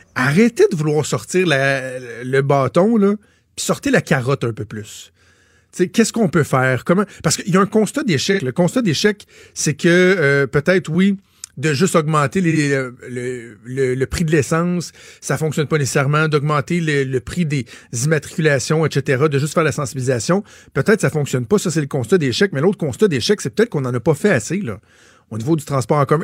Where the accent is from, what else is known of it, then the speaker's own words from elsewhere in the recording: Montreal, Quebec, Canada; chez nous à Montréal